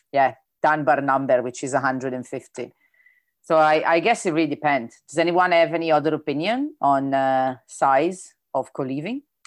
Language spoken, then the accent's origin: English; Italy; accent: Italian; English is a second language; my italian accent sometimes is difficult to understand